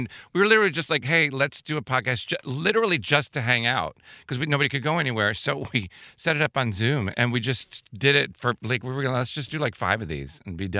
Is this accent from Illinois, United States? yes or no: yes; Chicago, Illinois, United States; That's my hometown.